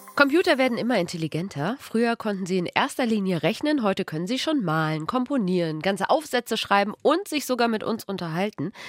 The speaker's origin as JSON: {"language": "German", "region": "Saarland", "country": "Germany", "said": "Bei uns im Saarland"}